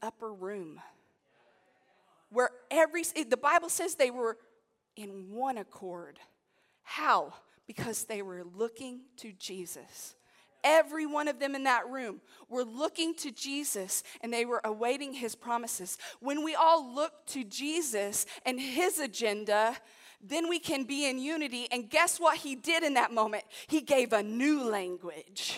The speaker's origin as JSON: {"language": "English", "country": "United States", "said": "I come as a Christian who happens to be American."}